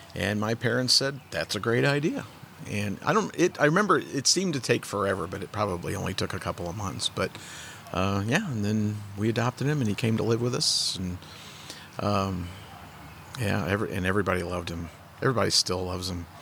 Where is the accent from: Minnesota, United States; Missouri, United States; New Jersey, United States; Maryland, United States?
Missouri, United States; St. Louis; also born or lived in Park Hills, Missouri / Fredericktown, Missouri; I was born in St. Louis, lived in St. Louis up until I was about ten. Moved to Park Hills, and then ended up in Fredericktown. I graduated from high school in Fredericktown